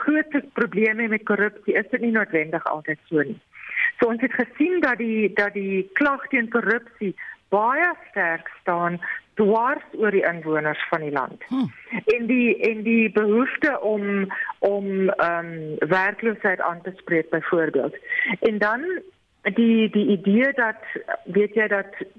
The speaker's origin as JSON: {"language": "Afrikaans", "country": "South Africa", "said": "as Suid-Afrikaners"}